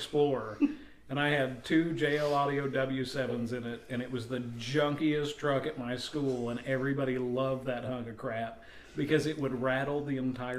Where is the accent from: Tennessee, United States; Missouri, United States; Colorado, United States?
Missouri, United States; Seneca; I grew up in Seneca, Missouri. So if you're in Anderson and you hate Seneca, fantastic, because me too.